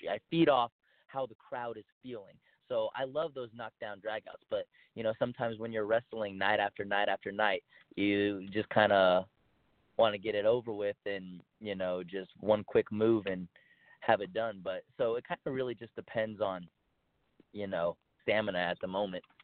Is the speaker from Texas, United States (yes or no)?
yes; El Paso, Texas, United States; Uh, well, I grew up in El Paso, Texas.